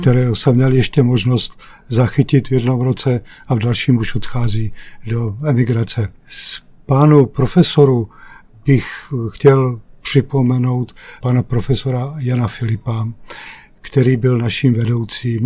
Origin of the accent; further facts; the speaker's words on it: Jaroměř, Hradec Králové Region, Czechia; Já jsem východočech z Jaroměře